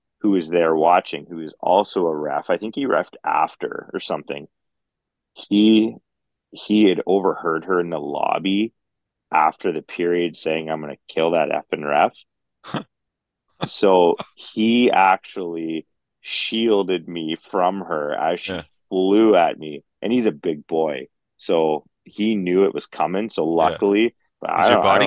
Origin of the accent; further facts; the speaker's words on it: Dauphin, Manitoba, Canada; I'm from Dauphin. So I get the whole small town thing.